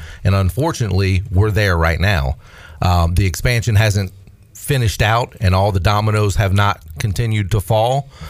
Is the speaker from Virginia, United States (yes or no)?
yes; Virginia Beach, Virginia, United States; born or raised there; moved away